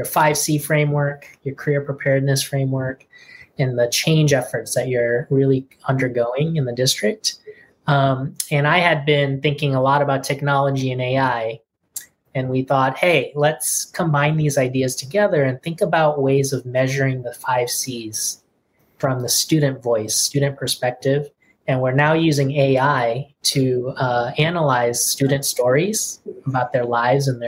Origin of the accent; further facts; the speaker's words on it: Providence, Rhode Island, United States; I grew up in Providence, Rhode Island, and my parents immigrated from Korea.